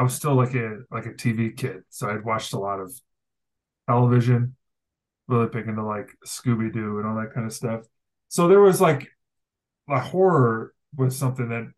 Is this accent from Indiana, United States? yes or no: no; North Shore of Chicago, Illinois, United States; I grew up in the North Shore of Chicago, so it was a very Jewish area